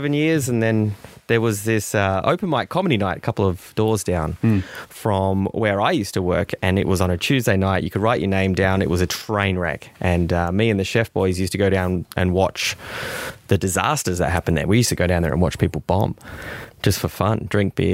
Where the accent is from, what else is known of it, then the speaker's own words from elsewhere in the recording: Victoria, Australia; I come from Victoria, where we're a white top kind of people.